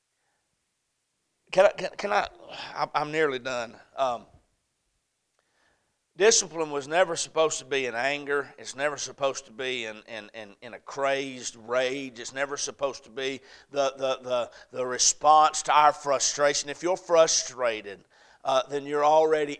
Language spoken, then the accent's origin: English; the South, United States; I'm from the South